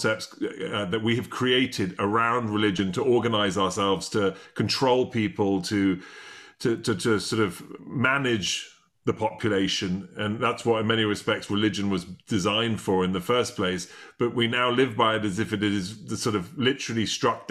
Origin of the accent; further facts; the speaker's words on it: England, United Kingdom; now in United States; I'm English originally